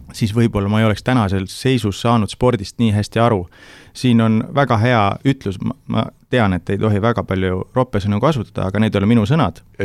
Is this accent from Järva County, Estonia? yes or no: yes; Türi, Järva County, Estonia; ma olen Türilt pärit